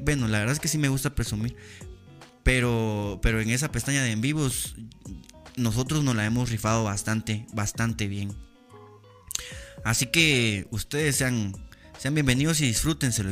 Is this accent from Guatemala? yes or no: yes; Guatemala; soy un ciudadano guatemalteco